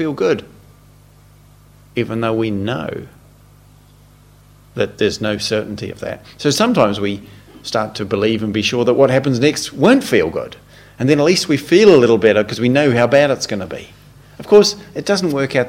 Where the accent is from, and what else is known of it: New Zealand; born or raised there; moved away